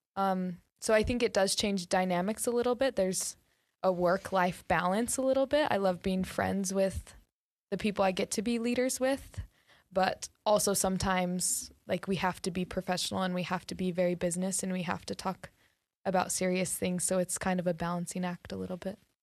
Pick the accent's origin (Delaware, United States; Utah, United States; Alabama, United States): Utah, United States; North Ogden; I am from North Ogden, so really close. I grew up there